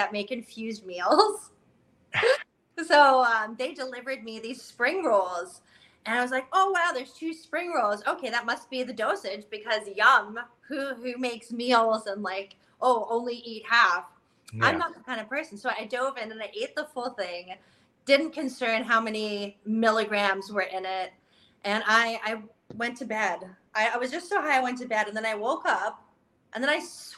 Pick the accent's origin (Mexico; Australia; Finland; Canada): Canada; I'm from Canada